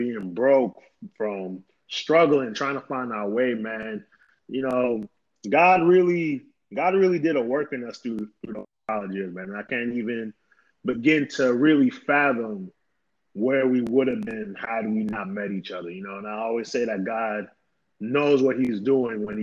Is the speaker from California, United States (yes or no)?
no; New York, United States; I was born and raised in New York